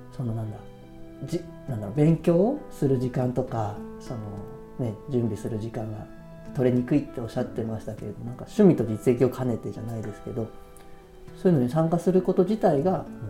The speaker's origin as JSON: {"language": "Japanese", "region": "Tokyo", "country": "Japan", "tie": "born or raised there", "also_born_or_lived": "Yatsugatake", "moved": "yes", "said": "僕自身が東京生まれ東京育ち"}